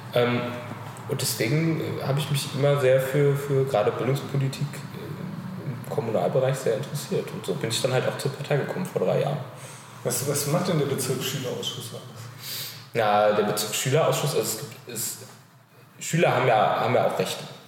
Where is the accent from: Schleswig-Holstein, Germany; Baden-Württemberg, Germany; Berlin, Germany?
Berlin, Germany; Ich äh, komme aus Berlin, bin hier geboren und wohne äh, die 18 Jahre, die ich alt bin, jetzt auch schon immer in Pankow